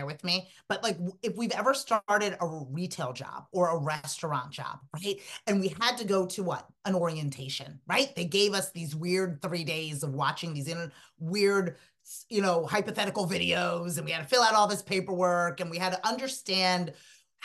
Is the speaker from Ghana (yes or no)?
no; Sierra Leone; moved away; I'm an immigrant. I'm from Sierra Leone, West Africa.